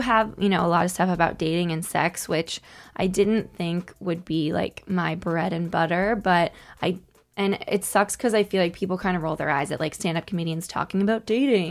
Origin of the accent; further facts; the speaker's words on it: Connecticut, United States; moved away as an adult; now in New York, United States; my experiences as a single woman in New York growing up in Connecticut.